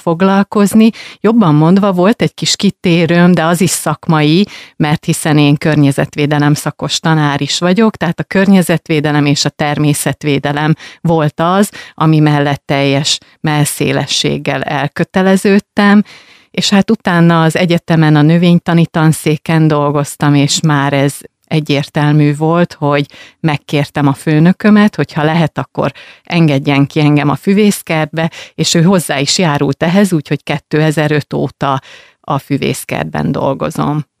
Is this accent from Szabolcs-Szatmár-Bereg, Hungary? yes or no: no; Rákóczifalva, Jász-Nagykun-Szolnok, Hungary; moved away; falváról jöttem, hát természetesen nem ott születtem, viszont ott töltöttem a, az első éveket